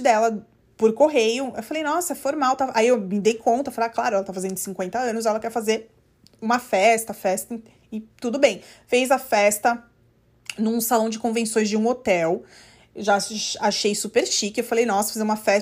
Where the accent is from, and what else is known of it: Brazil; now in United States